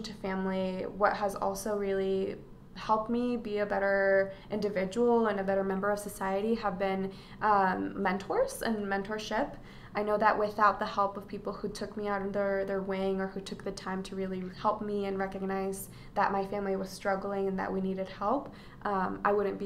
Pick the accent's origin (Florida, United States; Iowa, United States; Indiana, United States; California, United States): Iowa, United States; Des Moines; also born or lived in Atlacomulco, Mexico; when we first moved to the U.S., we grew up in the Des Moines area